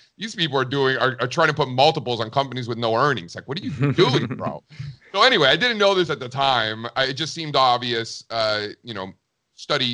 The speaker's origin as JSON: {"language": "English", "town": "Miami", "region": "Florida", "country": "United States", "tie": "born or raised there", "also_born_or_lived": "Connecticut", "moved": "as an adult", "said": "I grew up in Miami. You know, my family came from Cuba in the early 1960s. I was the first one born in the country"}